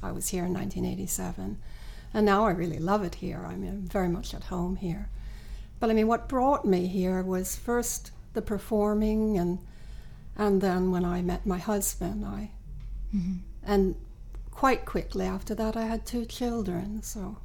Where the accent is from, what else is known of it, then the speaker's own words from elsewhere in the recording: New York, United States; moved away as an adult; now in Sweden; I'm originally from New York